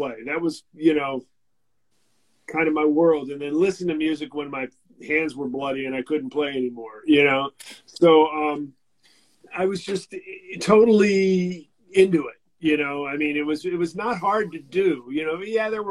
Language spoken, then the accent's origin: English; San Francisco, California, United States; I grew up in San Francisco